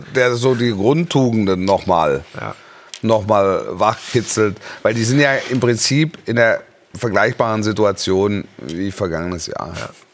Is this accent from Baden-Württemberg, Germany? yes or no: yes; Stuttgart, Baden-Württemberg, Germany; ich bin in der Region Stuttgart groß geworden